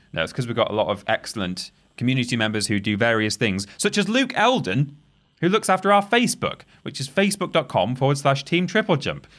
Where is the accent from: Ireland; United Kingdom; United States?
United Kingdom; England; We are English.